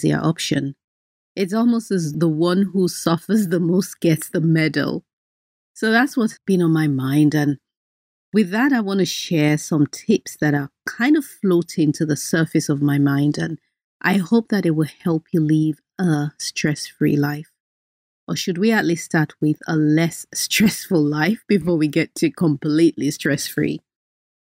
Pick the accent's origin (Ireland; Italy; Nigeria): Nigeria; I'm Nigerian, so even though the instructions said 20 minutes, that Nigerian in me jumped out